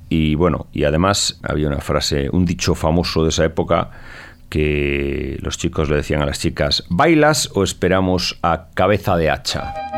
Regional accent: Galicia, Spain; como español, gallego y heredero

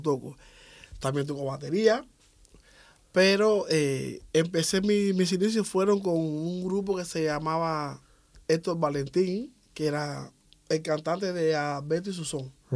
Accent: Havana, Cuba; soy de, de, Ciudad de La Habana. Nací el 3 de octubre de 1969.

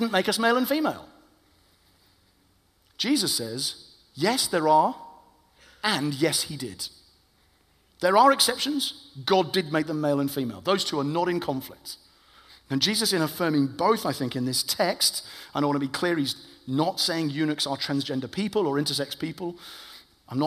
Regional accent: United Kingdom; I am white British

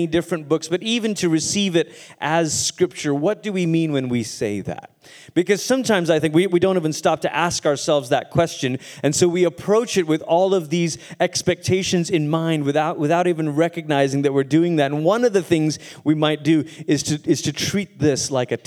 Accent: Malaysia; first language English; moved away as an adult; also born or lived in Portland, Oregon, United States / Tulsa, Oklahoma, United States; now in United States; I grew up in Malaysia

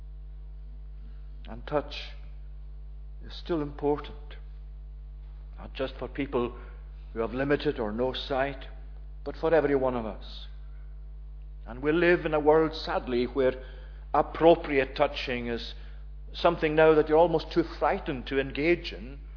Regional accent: Tongue, Scotland, United Kingdom; the village I was brought up in Tongue

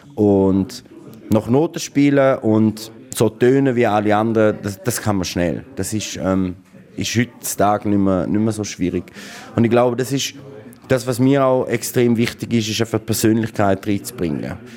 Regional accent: Graubünden, Switzerland; now in Berlin, Germany; als Bündner

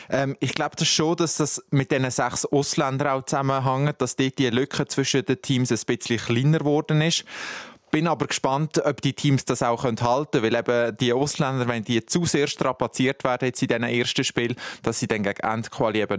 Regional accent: Switzerland; da ich die ganze Nachwuchsabteilung und äh, da aufgewachsen bin in der Schweiz.

